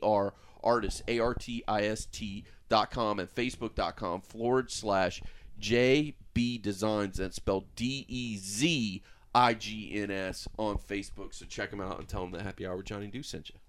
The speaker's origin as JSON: {"language": "English", "country": "United States", "tie": "born or raised there", "said": "we're in Polk County"}